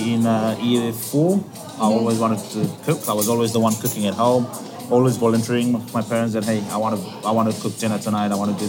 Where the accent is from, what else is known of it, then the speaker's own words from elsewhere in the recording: Lautoka, Western Division, Fiji; moved away as an adult; also born or lived in Washington, D.C.; now in Adelaide, Australia; moved from my hometown, Lautoka, which is in the west of Fiji